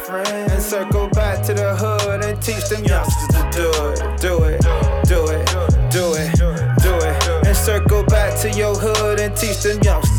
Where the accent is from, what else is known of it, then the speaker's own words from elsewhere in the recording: College Station, Texas, United States; … and I grew up in Bryan College Station, Texas, commonly referred to as the BCS.